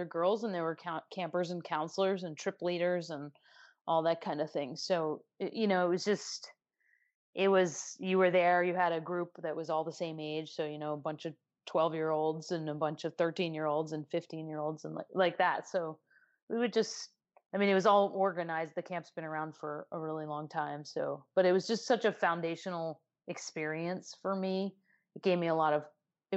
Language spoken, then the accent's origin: English; Chadds Ford, Pennsylvania, United States; I'm originally from a little town in Pennsylvania, southeast Pennsylvania, called Chadsford, PA